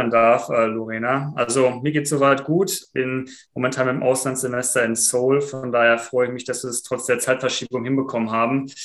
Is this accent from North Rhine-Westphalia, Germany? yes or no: yes; Iserlohn, North Rhine-Westphalia, Germany; Also ich komme ursprünglich aus Iserlohn, daher auch die Verbindung zum Podcast.